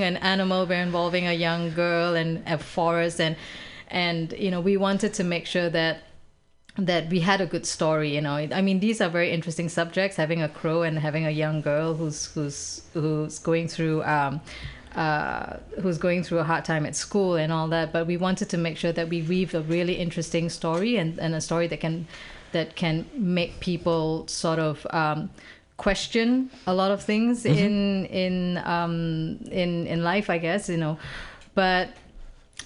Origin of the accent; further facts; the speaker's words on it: Singapore; moved away as an adult; now in Bay Area, United States; I'm a Singaporean person